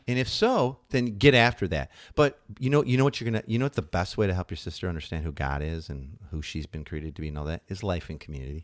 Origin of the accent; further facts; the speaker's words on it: Midwest, United States; moved away; we're from the Midwest originally